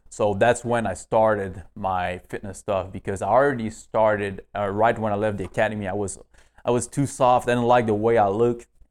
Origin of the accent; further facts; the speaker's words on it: northeast Canada, Canada; moved away as an adult; now in United States; I was born in kind of, uh, northeast Canada.